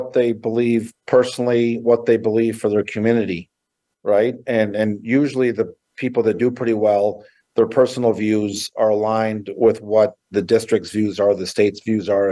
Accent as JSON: {"language": "English", "town": "Minneapolis", "region": "Minnesota", "country": "United States", "tie": "born or raised there", "also_born_or_lived": "Montana", "said": "I grew up in Minneapolis, kind of kindergarten through 18."}